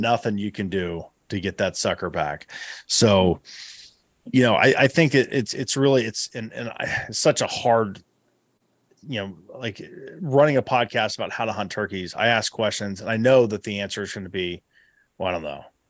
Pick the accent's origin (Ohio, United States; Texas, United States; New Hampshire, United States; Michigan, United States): Ohio, United States; Southeast; my home state, uh, you know, here, here in Southeast Ohio.